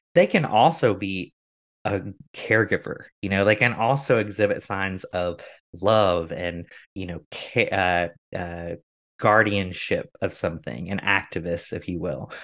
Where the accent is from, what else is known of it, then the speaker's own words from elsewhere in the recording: United States; growing up in America